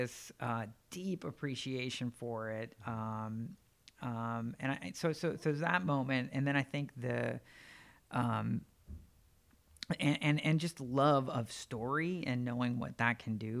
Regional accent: Northeast Pennsylvania, United States; I grew up in Northeast Pennsylvania for the most part, about an hour directly west of Manhattan

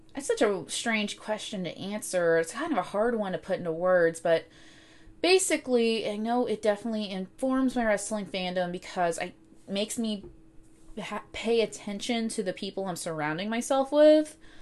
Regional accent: Cartersville, Georgia, United States; I grew up in Northwest Georgia, uh, specifically in, um, Cartersville.

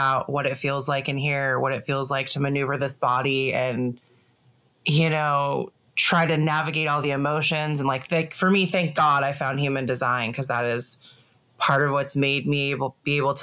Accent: Northern California, United States; I'm from Northern California, born and raised, still here

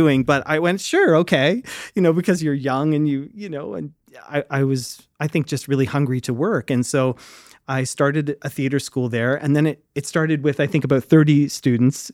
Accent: Fredericton, New Brunswick, Canada; I grew up in Fredericton, New Brunswick

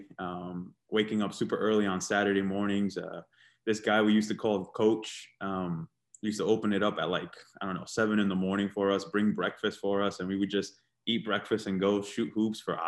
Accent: Providence, Rhode Island, United States; I grew up on Niagara Street. So between Sackett and Warrington. And as a lot of people know in Providence, Sackett Street Rec was one of the newer ones at that time.

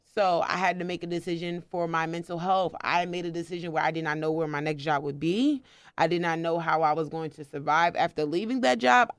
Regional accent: New Jersey, United States; moved away as an adult; also born or lived in Maryland; I was living in Maryland. I'm originally from New Jersey

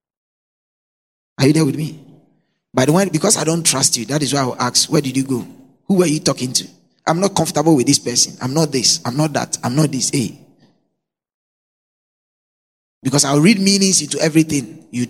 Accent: Nungua, Greater Accra, Ghana; also born or lived in Cantonments, Accra; In Nungwa, where I grew up from

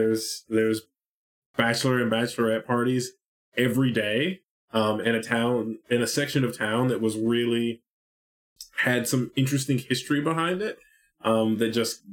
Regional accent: Nashville, Tennessee, United States; Nashville, which is where I'm from

